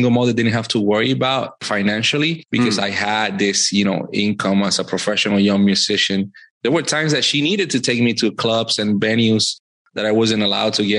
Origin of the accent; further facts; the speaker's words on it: Puerto Rico; moved away as an adult; also born or lived in Virginia / Washington, D.C.; now in Fayetteville, United States; I am originally born and raised in Puerto Rico. Life brought me to Virginia 9 years ago